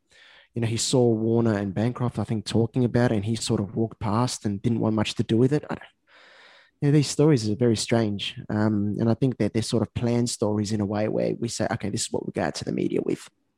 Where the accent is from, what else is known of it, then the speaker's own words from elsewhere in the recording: Australia; And as an Aussie fan, we've got a lack of cricket this year, especially in Test cricket.